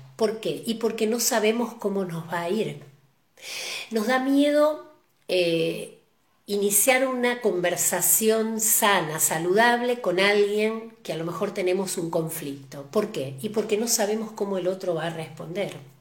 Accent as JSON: {"language": "Spanish", "country": "Argentina", "said": "como argentinos"}